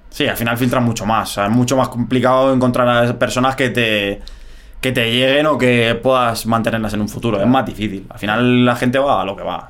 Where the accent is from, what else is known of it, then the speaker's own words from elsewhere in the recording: Madrid, Community of Madrid, Spain; moved away as an adult; yo me crié en, Vallecas, yo soy de Vallecas de, toda la vida